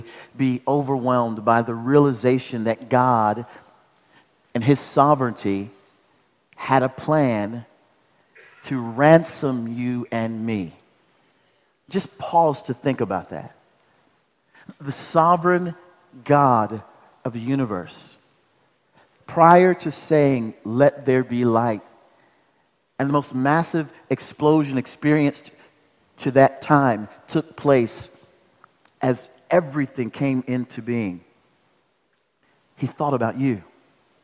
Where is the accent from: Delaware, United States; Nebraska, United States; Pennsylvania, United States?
Nebraska, United States; Omaha; now in Douglasville, United States; I'm from Omaha, Nebraska.